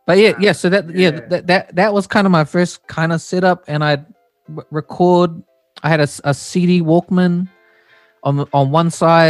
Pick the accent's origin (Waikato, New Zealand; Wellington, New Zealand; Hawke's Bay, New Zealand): Waikato, New Zealand; Hamilton; also born or lived in Auckland; I was born in Auckland, and my family moved down to Hamilton when I was 5, and I was there until I left home.